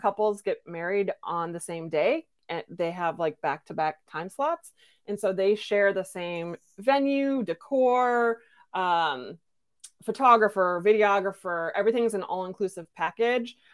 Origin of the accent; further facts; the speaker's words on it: Midwestern United States, United States; I come from Midwestern United